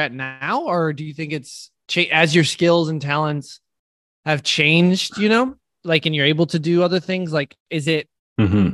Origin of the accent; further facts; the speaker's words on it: United States; I'm an American